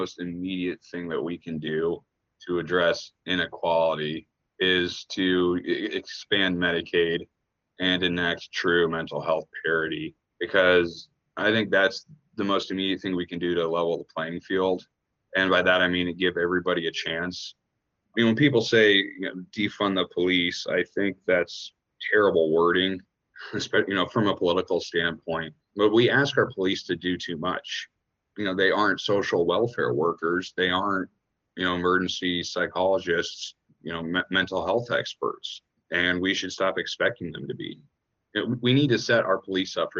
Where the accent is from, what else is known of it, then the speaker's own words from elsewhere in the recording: Lawrence, Kansas, United States; also born or lived in Minneapolis, Minnesota; growing up in Lawrence and going to a new school